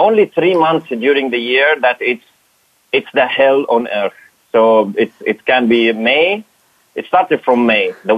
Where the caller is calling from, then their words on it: Dubai, United Arab Emirates; I'm calling from Dubai